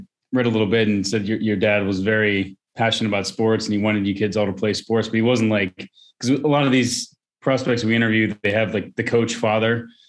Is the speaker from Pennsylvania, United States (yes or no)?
yes; Pittsburgh, Pennsylvania, United States; I'm from Pittsburgh